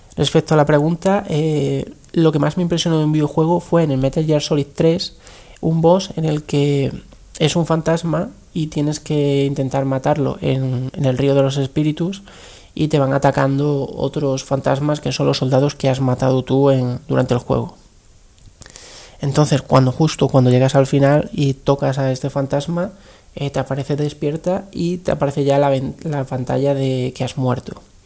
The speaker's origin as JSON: {"language": "Spanish", "region": "Extremadura", "country": "Spain", "said": "soy extremeño"}